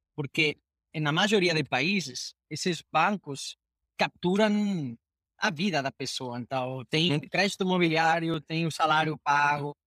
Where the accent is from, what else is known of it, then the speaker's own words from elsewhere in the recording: Spain; Portuguese is a second language; moved away as an adult; now in Brazil; Sou, sou um gringo espanhol, fazendo minha minha terceira carreira em fintech é, agora no Brasil